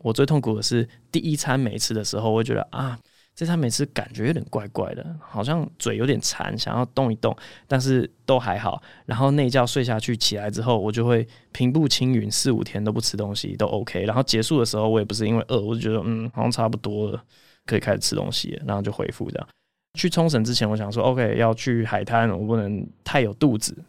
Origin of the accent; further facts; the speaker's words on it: Taiwan; 我小时候就是在二一六巷里面长大的